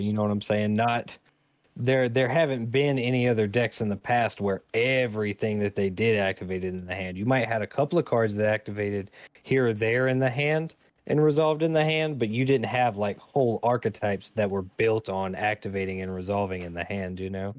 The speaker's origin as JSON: {"language": "English", "country": "United States", "said": "being an American"}